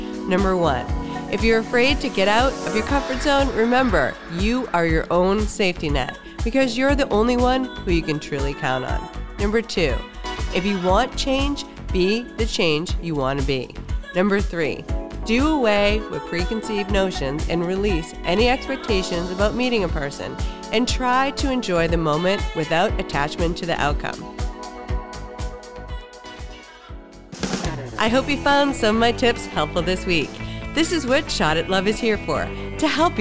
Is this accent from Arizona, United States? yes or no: no; Boston, Massachusetts, United States; Being a Bostonian